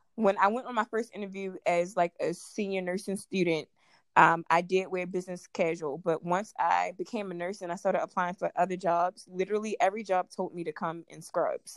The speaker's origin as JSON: {"language": "English", "town": "Baltimore", "region": "Maryland", "country": "United States", "said": "I'm from Baltimore, Maryland"}